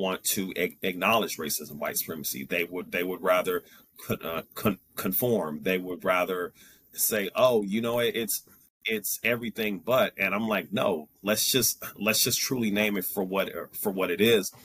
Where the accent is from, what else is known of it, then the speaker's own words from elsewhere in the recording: Kansas City, Missouri, United States; I'm from Kansas City, Missouri.